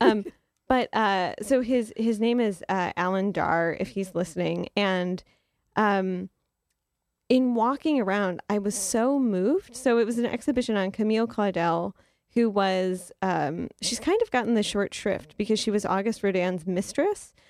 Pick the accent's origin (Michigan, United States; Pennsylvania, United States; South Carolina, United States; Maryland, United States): Michigan, United States; Detroit; I grew up in Detroit, Michigan, and we went to the Detroit Institute of Arts all the time